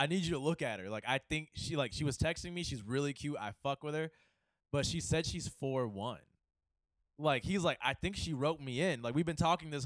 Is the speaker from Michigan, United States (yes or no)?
yes; Lake Orion, Michigan, United States; I grew up in Lake Orion, Michigan